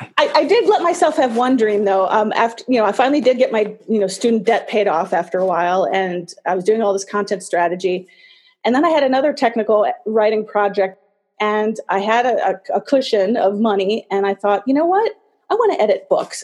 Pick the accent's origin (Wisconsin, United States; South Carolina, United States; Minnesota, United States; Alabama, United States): Wisconsin, United States; La Crosse; moved away as an adult; now in New York, United States; I grew up on the west side of Wisconsin